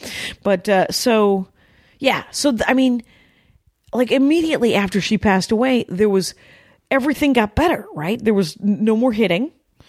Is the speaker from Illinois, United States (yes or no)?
no; Milwaukee, Wisconsin, United States; we're from Milwaukee, very proud.